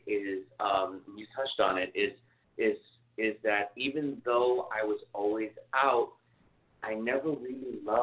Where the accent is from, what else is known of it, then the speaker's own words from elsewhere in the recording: New York City, New York, United States; I grew up in New York City, grew up in the theater